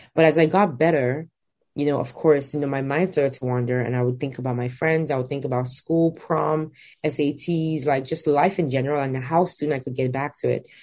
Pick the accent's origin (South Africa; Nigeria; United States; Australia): Nigeria; born or raised there